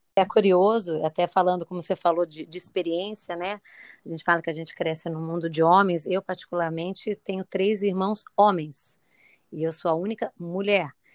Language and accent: Portuguese; São Paulo, Brazil; now in Niterói, Brazil; Eu sou de São Paulo, mas há muitos anos moro aqui em Niterói